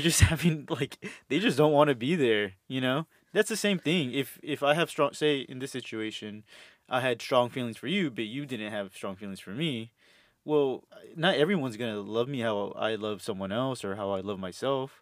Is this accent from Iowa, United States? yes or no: no; Houston, Texas, United States; moved away as an adult; also born or lived in Los Angeles / El Salvador (family); now in Austin, United States; I'm from Houston originally. Um, uh, my family's from El Salvador